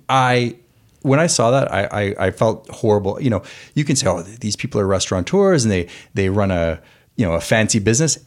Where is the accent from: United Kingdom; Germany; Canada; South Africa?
Canada; moved away as an adult; now in United States; I am Canadian.